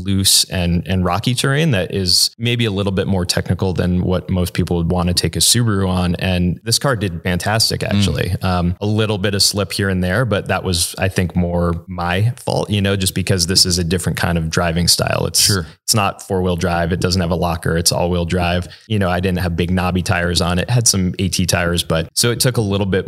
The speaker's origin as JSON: {"language": "English", "region": "Northeast", "country": "United States", "tie": "born or raised there", "said": "I grew up on the East Coast, so in the Northeast."}